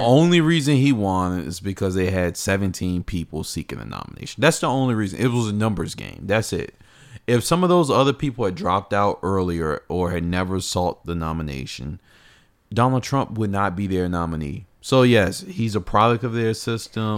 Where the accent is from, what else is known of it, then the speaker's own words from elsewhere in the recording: Virginia, United States; my home state, Virginia.